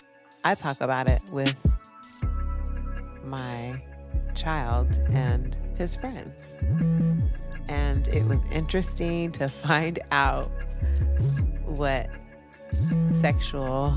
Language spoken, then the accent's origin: English; California, United States; born and raised in Cali